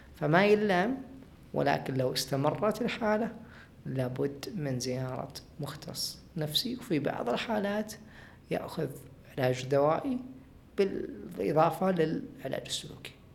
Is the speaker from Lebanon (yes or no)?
no; Saudi Arabia